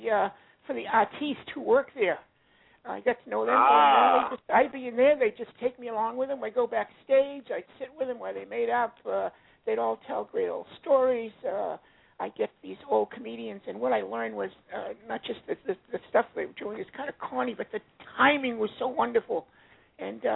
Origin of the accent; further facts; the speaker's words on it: Boston, Massachusetts, United States; accent: Boston; also born or lived in Las Vegas; now in Maine, United States; I was originally from Boston